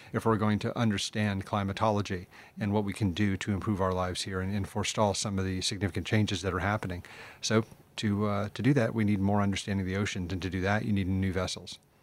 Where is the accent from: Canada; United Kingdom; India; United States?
United States; I'm American